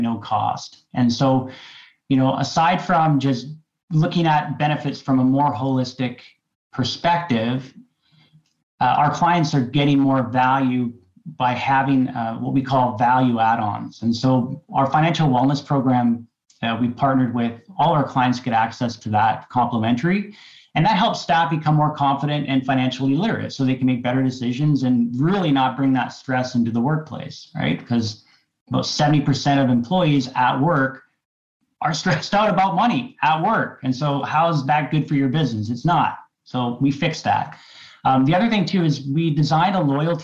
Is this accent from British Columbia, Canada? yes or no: yes; Qualicum Beach, British Columbia, Canada; We grew up in Qualicum Beach